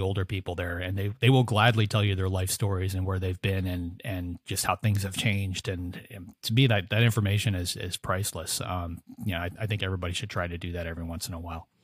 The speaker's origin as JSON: {"language": "English", "area": "outside of Chicago", "region": "Illinois", "country": "United States", "tie": "born or raised there", "said": "I grew up outside of Chicago as a kid"}